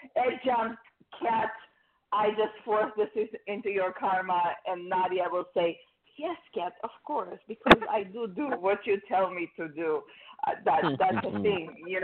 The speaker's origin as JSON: {"language": "English", "country": "Israel", "tie": "born or raised there", "second_language": "English", "moved": "yes", "said": "in Israel when I was 15 or 16"}